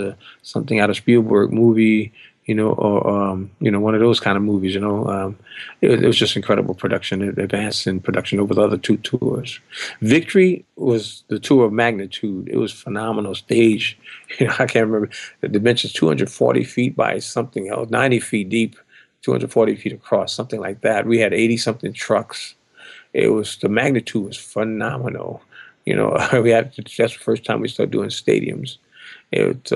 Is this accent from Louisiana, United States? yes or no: yes; New Orleans, Louisiana, United States; moved away; my hometown, New Orleans